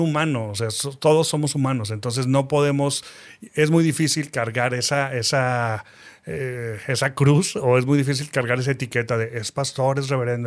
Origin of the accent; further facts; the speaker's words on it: Saltillo, Coahuila, Mexico; also born or lived in Mexico City / Cuba; nací en Ciudad de México a los ocho años más o menos nos fuimos a vivir a Saltillo. En Saltillo yo quería regresarme a Ciudad de México para estudiar eh, cine. No pude estudiar cine por situaciones familiares. Me quedé en Saltillo